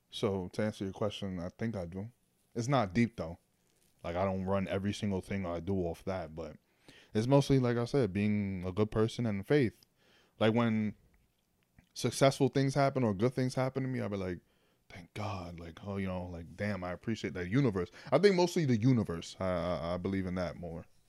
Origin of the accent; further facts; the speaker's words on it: New York City, New York, United States; also born or lived in Manhattan; I was born in Manhattan, but then I but I grew up in the Bronx.